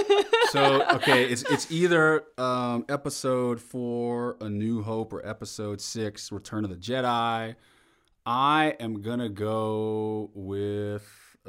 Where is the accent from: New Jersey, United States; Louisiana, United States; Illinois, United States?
Louisiana, United States; St. Martinville; also born or lived in Texas; Sure. So I'm originally from St. Martinville, Louisiana. That's a small town about, let's say, south-southeast of Lafayette, Louisiana.